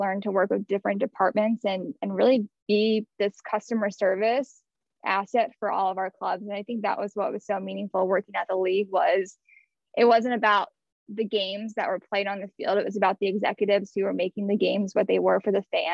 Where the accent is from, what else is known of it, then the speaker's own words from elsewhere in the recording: Houston, Texas, United States; I grew up in Houston, Texas